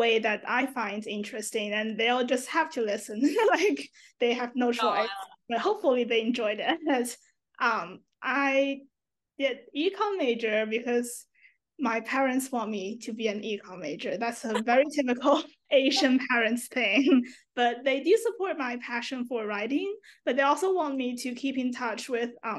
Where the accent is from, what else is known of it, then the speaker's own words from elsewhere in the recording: Shenzhen, Guangdong, China; English is a second language; moved away as an adult; now in Durham, United States; My hometown is Shenzhen, China